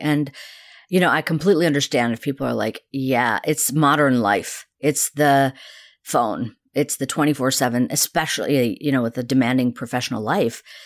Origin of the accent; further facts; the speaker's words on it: India; moved away; I was actually born in the town that Gandhi's ashraman i-, is